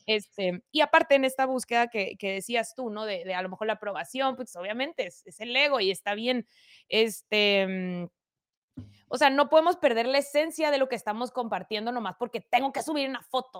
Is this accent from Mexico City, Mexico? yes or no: no; Mexicali, Baja California, Mexico; Soy de Mexicali, Cachanilla